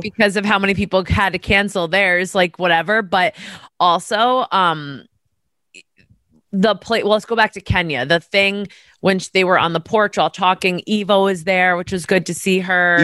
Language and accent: English; New York, United States; I'm from New York